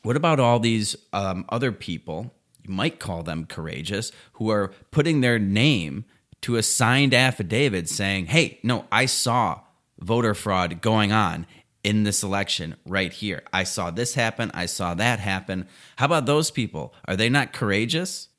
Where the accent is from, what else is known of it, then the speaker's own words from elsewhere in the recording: United States; I'm an American